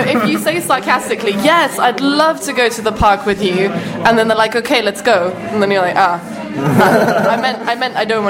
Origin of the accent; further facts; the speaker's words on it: United Kingdom; we're British